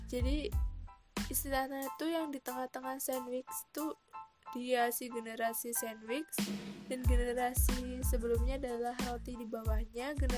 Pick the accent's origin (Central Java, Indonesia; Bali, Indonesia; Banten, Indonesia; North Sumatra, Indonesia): Central Java, Indonesia; bukan hal yang aneh sih di keluarga daerah aku atau kota aku Jawa Tengah atau mungkin di seluruh Indonesia